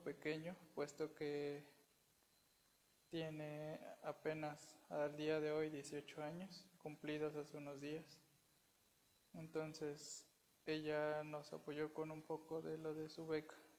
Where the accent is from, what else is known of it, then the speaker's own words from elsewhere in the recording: Puebla, Mexico; Soy de Puebla, México.